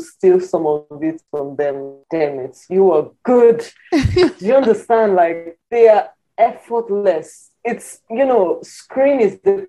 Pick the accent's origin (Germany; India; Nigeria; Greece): Nigeria